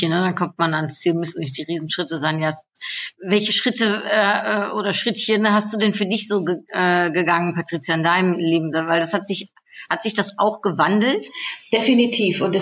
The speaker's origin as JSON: {"language": "German", "town": "Cologne", "region": "North Rhine-Westphalia", "country": "Germany", "said": "was ich natürlich äh, total cool finde als äh, Kölnerin und Karnevalsfreundin."}